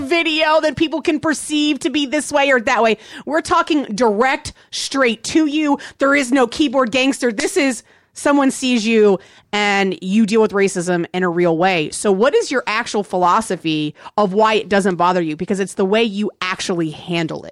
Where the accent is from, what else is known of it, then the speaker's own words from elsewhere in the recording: Virginia, United States; moved away; also born or lived in Texas; I grew up playing soccer and I grew up in Virginia. That's where I grew up